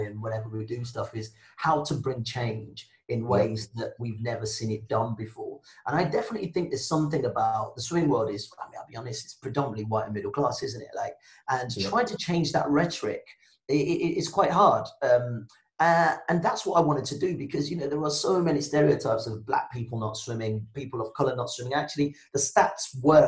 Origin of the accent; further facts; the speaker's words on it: Birmingham, West Midlands, United Kingdom; first language Yoruba and English; also born or lived in Nigeria / France; I'm Nigerian born, black guy, moved to Birmingham when I was 8